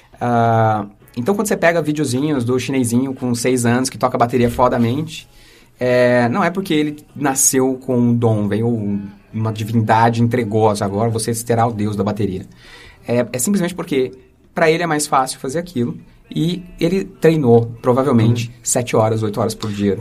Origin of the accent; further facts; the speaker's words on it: Osasco, São Paulo, Brazil; accent: R de porta; eu nasci aqui em Osasco e, e, criado por uma família que veio de São José do Rio Preto, uh, da família da minha mãe, da né? família do meu pai de Fortaleza. É, então eu sempre eu tenho esse R de porta